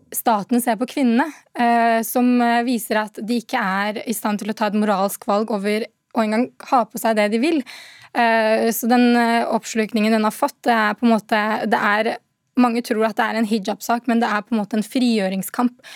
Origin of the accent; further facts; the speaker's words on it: Norway; jeg har vokst opp i Norge